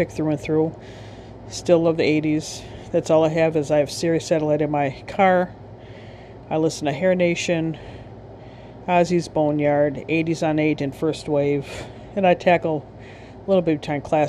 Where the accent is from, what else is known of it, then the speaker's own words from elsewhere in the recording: Wisconsin, United States; I am from Wisconsin